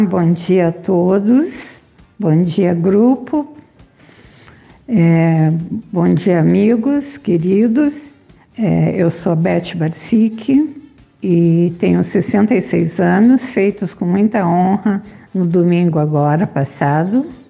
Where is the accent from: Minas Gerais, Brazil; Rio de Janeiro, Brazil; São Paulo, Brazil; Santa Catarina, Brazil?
Santa Catarina, Brazil; Joinville; Sou de Joinville